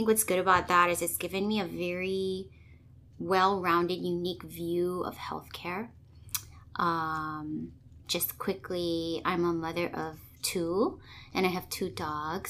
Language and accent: English; Hawaii, United States; moved away as an adult; also born or lived in Los Angeles, California; local girl, born and raised in Hawaii